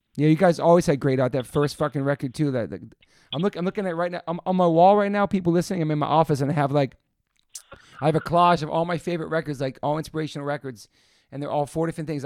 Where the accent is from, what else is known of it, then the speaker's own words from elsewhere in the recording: East Coast, United States; now in California, United States; growing up in the East Coast